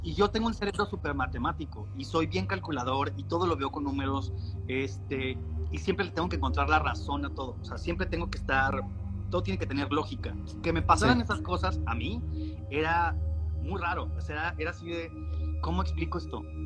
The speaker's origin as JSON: {"language": "Spanish", "town": "Hermosillo", "region": "Sonora", "country": "Mexico", "said": "somos de Hermosillo"}